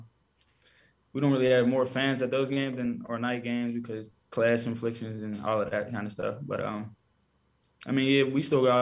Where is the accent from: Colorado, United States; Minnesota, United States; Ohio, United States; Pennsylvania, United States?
Pennsylvania, United States; Pittsburgh; Growing up, I used to like Pittsburgh, like the Steelers and stuff.